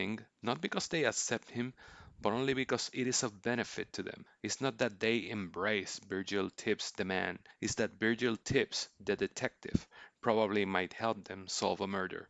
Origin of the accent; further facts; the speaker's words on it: Puerto Rico; I was born and raised in Puerto Rico, I still live here